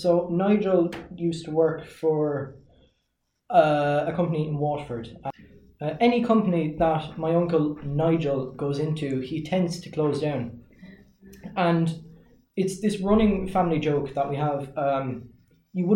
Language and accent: English; Russia; now in Ireland; myself even from Russia